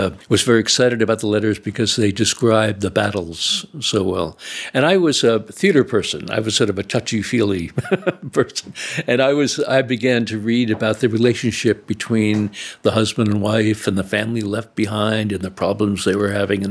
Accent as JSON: {"language": "English", "town": "New York City", "region": "New York", "country": "United States", "tie": "born or raised there", "also_born_or_lived": "South Fork, Pennsylvania", "said": "I grew up in the New York City area"}